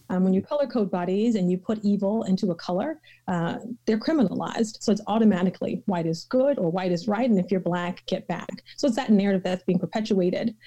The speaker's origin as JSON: {"language": "English", "region": "the South", "country": "United States", "said": "I'm from the South, and so my folks um, use scripture a, a bit differently"}